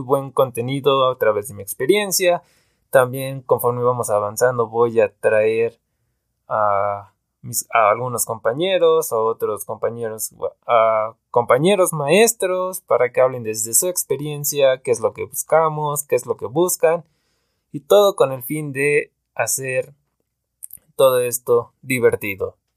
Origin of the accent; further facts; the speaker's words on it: Veracruz, Mexico; now in Pachuca, Mexico; soy originario de Veracruz, pero llevo viviendo mucho tiempo acá en una ciudad que se llama Pachuca, en México.